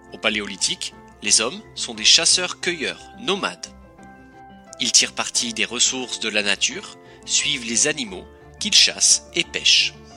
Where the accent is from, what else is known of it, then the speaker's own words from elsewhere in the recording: France; Chez nous, en France